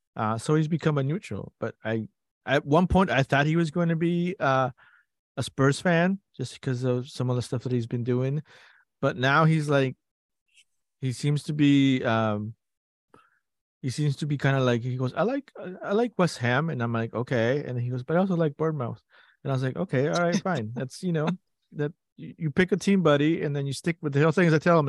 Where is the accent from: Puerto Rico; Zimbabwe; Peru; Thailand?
Peru; moved away; I grew up playing it in Peru